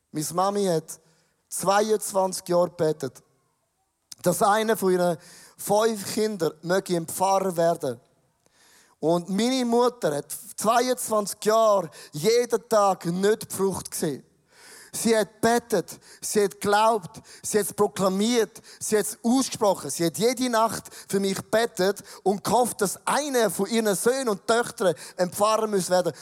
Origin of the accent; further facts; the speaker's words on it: Switzerland; als Schweizer